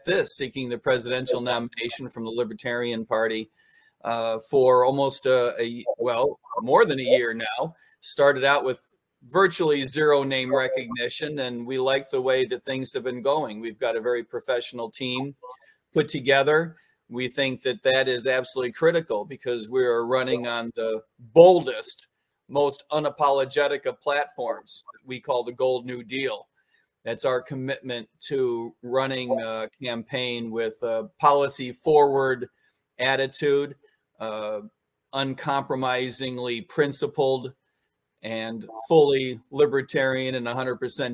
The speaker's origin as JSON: {"language": "English", "area": "Chicagoland", "region": "Illinois", "country": "United States", "tie": "born or raised there", "also_born_or_lived": "New York / Washington, D.C.", "moved": "as an adult", "said": "I grew up in Chicagoland, grew up in Des Plaines, Mount Prospect, Arlington Heights"}